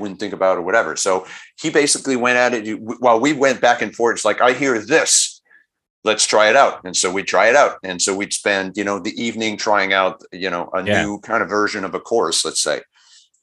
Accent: Montreal, Quebec, Canada; we're from Montreal

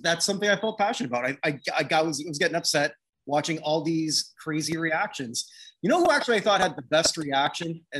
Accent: Canada; not American, I'm Canadian.

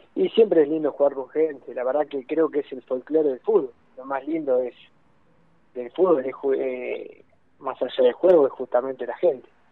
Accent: Argentina; yo soy de Torquen, queda acá cerca

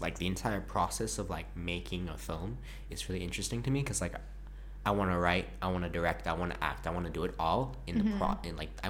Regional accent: Jamaica; when I meet people who aren't Jamaican and I tell them that I'm from Jamaica

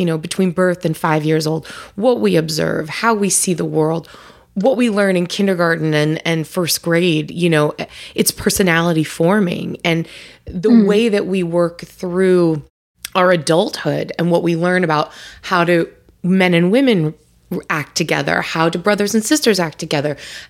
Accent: Long Island, New York, United States; we were a traditional Italian Catholic family growing growing up on Long Island, New York, you know, in your picket fence, your typical American, you know, neighborhood where all the houses look the same, exactly suburbia.

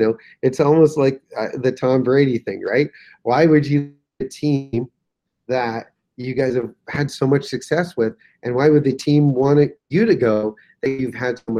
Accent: Canada; being Canadian

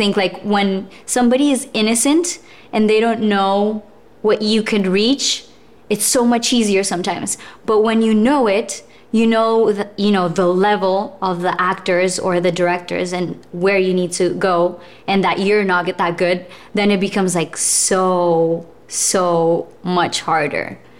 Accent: Colombia; also born or lived in Russia; I was born in Russia. And then when I was 4, we traveled to Colombia.

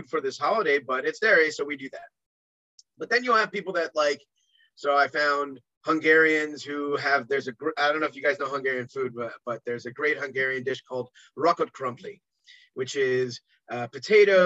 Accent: New York, United States; also born or lived in America; now in Israel; as a New Yorker

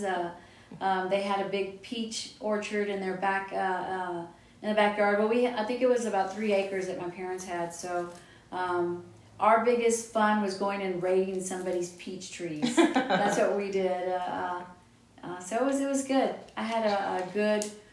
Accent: Austin, Texas, United States; I'm from Austin, one of the few original Austinites

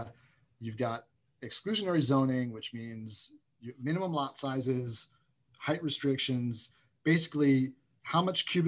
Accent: New Jersey, United States; where I grew up in New Jersey, 15 minutes from Manhattan

